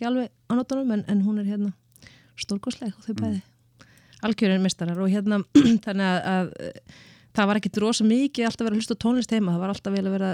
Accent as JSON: {"language": "Icelandic", "town": "Reykjavík", "region": "Capital Region", "country": "Iceland", "tie": "born or raised there", "said": "Ég ólst upp í Vesturbænum"}